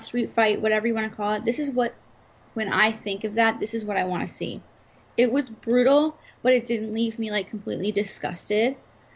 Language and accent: English; McKinney, Texas, United States; also born or lived in Dallas; now in Florida, United States; as a Texan now living in Florida, but as a Texan